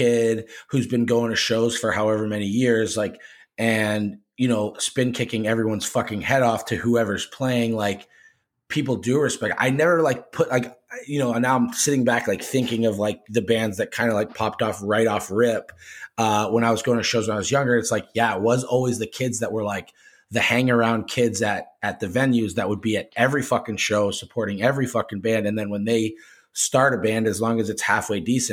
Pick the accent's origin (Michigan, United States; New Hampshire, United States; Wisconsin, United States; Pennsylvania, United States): New Hampshire, United States; I grew up in New Hampshire